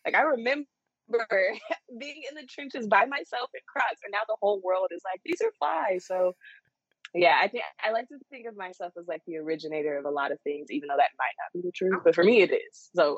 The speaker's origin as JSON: {"language": "English", "region": "Texas", "country": "United States", "tie": "born or raised there", "said": "Like, my hometown is 2.5 hours away from Dallas."}